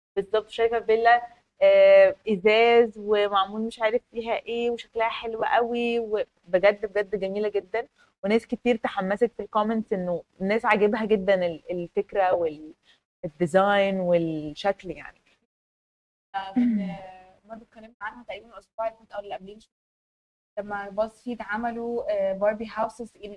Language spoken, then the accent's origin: Arabic; Egypt; احنا كمصريين